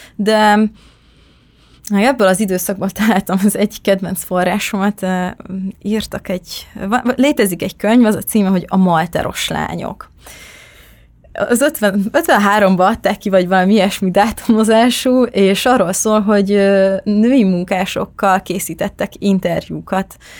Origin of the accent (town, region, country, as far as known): Nagykanizsa, Zala, Hungary; born or raised there